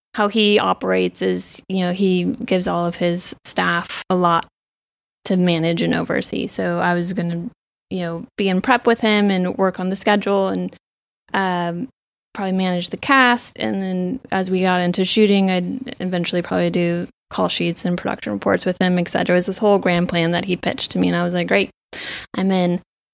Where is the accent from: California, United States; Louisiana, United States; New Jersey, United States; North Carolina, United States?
California, United States; Ventura; Oh, I'm from Ventura, California.